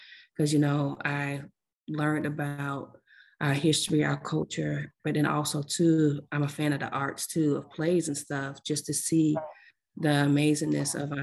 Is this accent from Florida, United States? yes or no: yes; Dania Beach, Florida, United States; also born or lived in Lauderdale Lakes, Florida; now in Orlando, United States; I'm from South Florida, to be exact, Lauderdale Lakes, Florida. That's a city in Fort Lauderdale. And I grew up in the Dania area